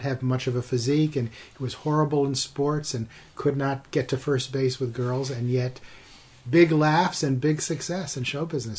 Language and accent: English; upstate New York, United States; moved away as an adult; also born or lived in Rochester, New York / Glens Falls, New York / Pennsylvania / San Francisco; I grew up on the East Coast in upstate New York, okay. Rochester, Glens Falls